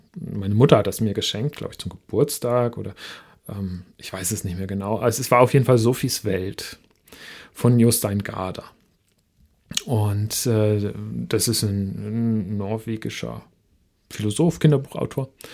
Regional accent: Northern Germany, Germany; Ich komme ähm, aus Norddeutschland und da ist Schweigen Einverständnis

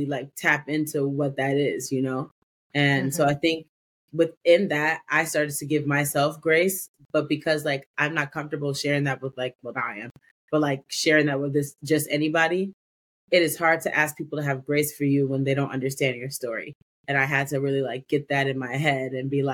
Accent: Evanston, Illinois, United States; I was born in a suburb of Chicago called Evanston.

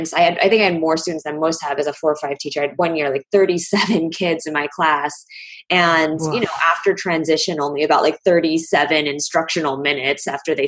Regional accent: Chicago, Illinois, United States; the whole world coming to my hometown and seeing beautiful, delicious Chicago

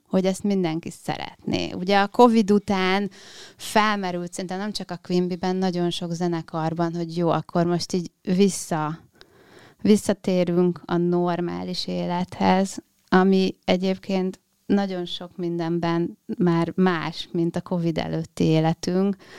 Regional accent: Dunaföldvár, Tolna, Hungary; a Janival én együtt nőttem föl Dunaföldváron

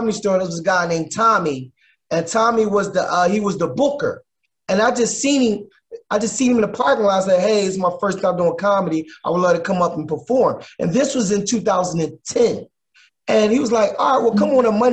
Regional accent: Philadelphia, Pennsylvania, United States; moved away as an adult; now in Los Angeles, United States; Originally, I'm from Philadelphia, born and raised

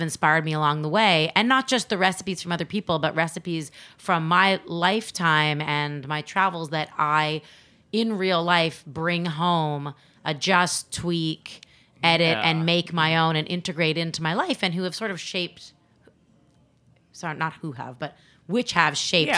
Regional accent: Canada; now in United States; I'm not actually American. I'm Canadian

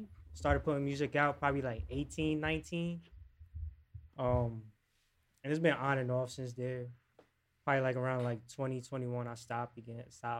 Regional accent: Paterson, New Jersey, United States; also born or lived in Roxbury, New Jersey / Florida; now in Clifton, United States; I'm a rapper from Paterson, New Jersey. I currently reside in Clifton. I've lived up in Roxbury. I've lived in Florida.

